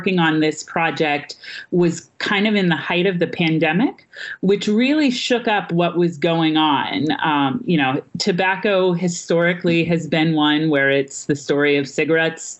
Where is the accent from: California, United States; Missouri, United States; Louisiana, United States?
Missouri, United States; now in New York City, United States; my home state of Missouri